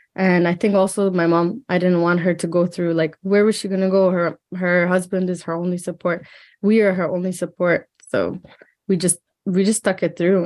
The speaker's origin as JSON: {"language": "English", "town": "Hamilton", "region": "Ontario", "country": "Canada", "tie": "born or raised there", "said": "we lived in an apartment in Hamilton, and I grew up like"}